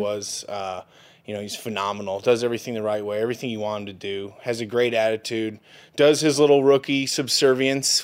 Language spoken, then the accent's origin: English; Indianapolis, Indiana, United States; I'm from Indianapolis